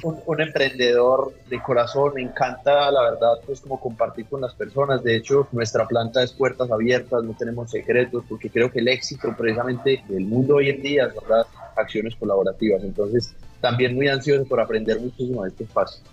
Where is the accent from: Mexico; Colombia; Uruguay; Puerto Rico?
Colombia; como colombianos creo que ha sido el reto más grande que hemos tenido